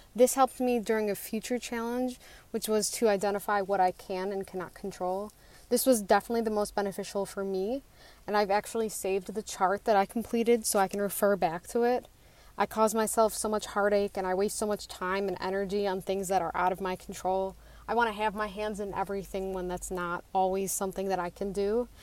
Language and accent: English; Western New York, United States; I'm from Western New York